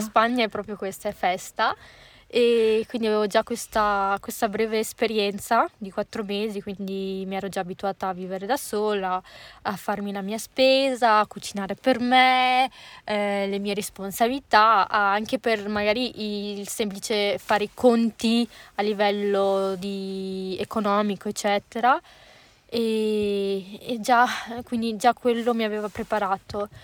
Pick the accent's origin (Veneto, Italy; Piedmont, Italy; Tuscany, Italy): Veneto, Italy; Legnago / Boschi; sono di Legnacola e di Boschi